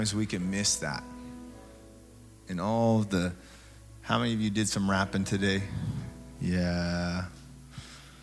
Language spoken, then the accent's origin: English; Tacoma, Washington, United States; I grew up in Tacoma, middle child of 11